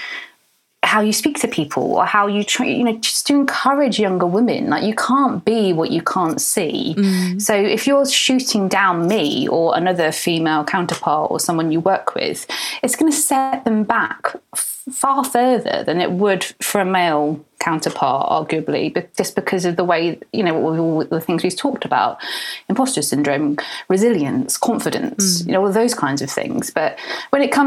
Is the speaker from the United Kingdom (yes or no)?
yes; North Devon, South West England, United Kingdom; I grew up in North Devon.